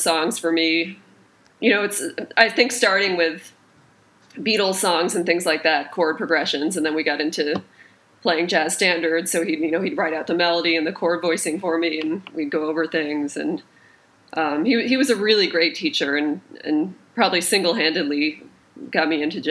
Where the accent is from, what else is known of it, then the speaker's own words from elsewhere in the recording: just outside of Boston, Massachusetts, United States; also born or lived in Brooklyn; now in New York, United States; I grew up just outside of Boston